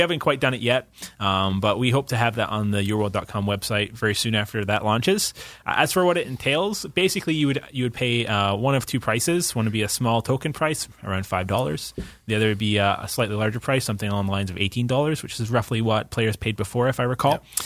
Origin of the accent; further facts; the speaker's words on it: Scotland, United Kingdom; moved away; as a Scot